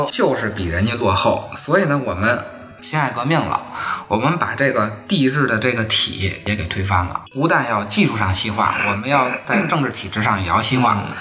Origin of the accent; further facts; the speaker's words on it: China; 我们中国人去了以后，你是这么对待啊